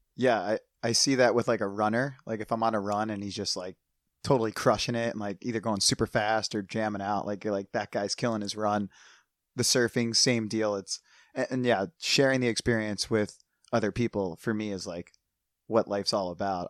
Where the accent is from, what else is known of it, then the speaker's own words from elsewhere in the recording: United States; moved away as an adult; also born or lived in New Jersey; now in San Diego, United States; growing up outside of Philadelphia